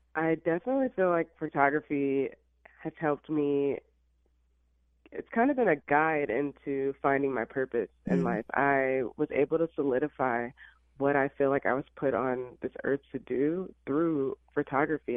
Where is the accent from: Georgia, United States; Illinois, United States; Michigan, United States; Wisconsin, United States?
Illinois, United States; born or raised there; moved away as an adult; also born or lived in Alabama; now in Los Angeles, United States